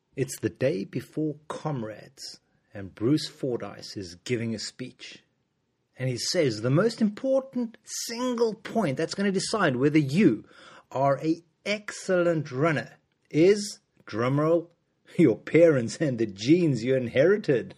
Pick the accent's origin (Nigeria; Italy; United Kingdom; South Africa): South Africa; moved away; I'm from South Africa originally